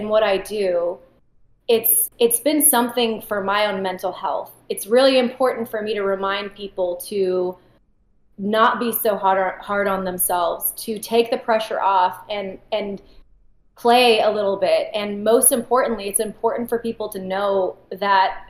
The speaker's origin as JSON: {"language": "English", "town": "Austin", "region": "Texas", "country": "United States", "tie": "born or raised there", "said": "my parents are both from Iran. I was born here in Austin"}